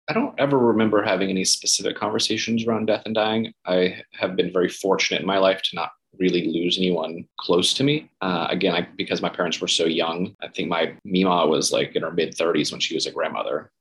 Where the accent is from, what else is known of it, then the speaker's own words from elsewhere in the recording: Gainesville, Florida, United States; moved away; also born or lived in St. Petersburg, Florida; I grew up in Gainesville, Florida. So, uh, north central Florida, big college town where the University of Florida is.